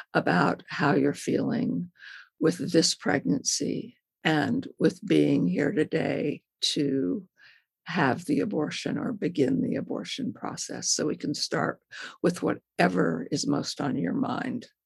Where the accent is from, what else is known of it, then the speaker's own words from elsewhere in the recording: Modesto, California, United States; moved away as an adult; also born or lived in Texas; I grew up in Modesto, California